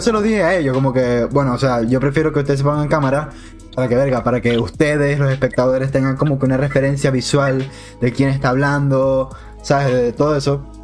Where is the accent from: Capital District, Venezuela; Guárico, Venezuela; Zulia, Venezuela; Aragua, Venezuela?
Zulia, Venezuela; Maracaibo; somos todos maracuchos